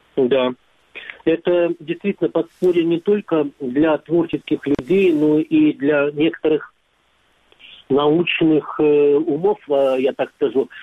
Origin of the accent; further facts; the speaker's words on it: Crimea, Ukraine; я из Крыма